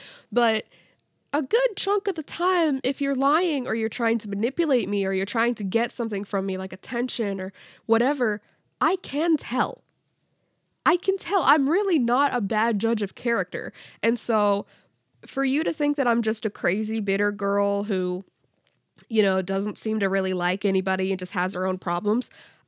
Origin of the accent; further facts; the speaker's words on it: Canada; I'm Canadian.